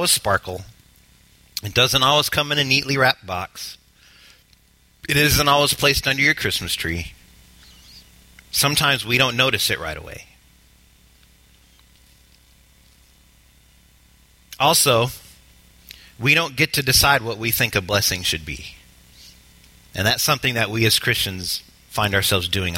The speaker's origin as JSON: {"language": "English", "country": "United States", "said": "We as the American church"}